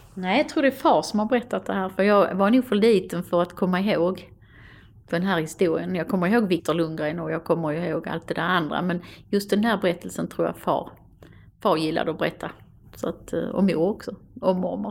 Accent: Stenshuvud, Skåne, Sweden; Jag växte upp vid Stenshuvud, så Stenshuvud var ett andra hem för mig.

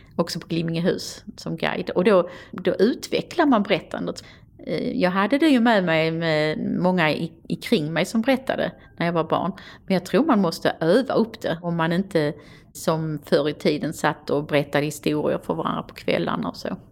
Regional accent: Stenshuvud, Skåne, Sweden; Jag växte upp vid Stenshuvud, så Stenshuvud var ett andra hem för mig.

